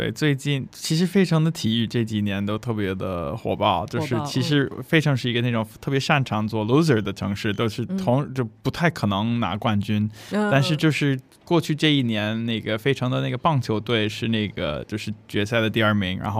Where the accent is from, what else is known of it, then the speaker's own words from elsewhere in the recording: United States; 对我美国人，